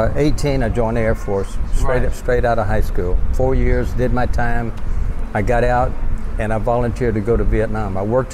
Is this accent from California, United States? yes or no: no; Texarkana, Texas, United States; moved away as an adult; now in Pattaya, Thailand; From America, from Texarkana, Texas.